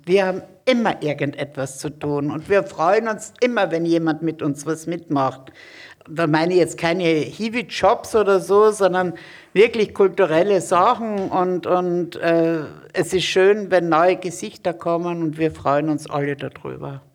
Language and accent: German; Graz, Styria, Austria; now in Hamburg, Germany; Ich komme aus Graz.